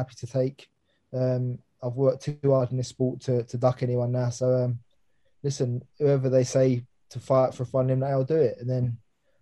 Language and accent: English; London, United Kingdom; it was in Alexandra Palace, obviously my hometown